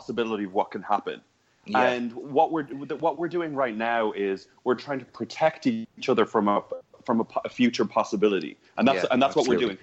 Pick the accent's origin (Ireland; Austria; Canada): Ireland; Dublin, Leinster; moved away as an adult; also born or lived in New York; I'm from Dublin. I'm from Ballantyre.